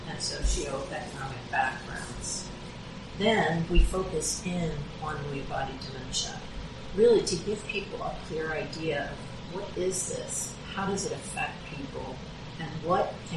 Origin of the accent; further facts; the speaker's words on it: Morgan Hill, California, United States; We're all from Morgan Hill, and we're very active in the community.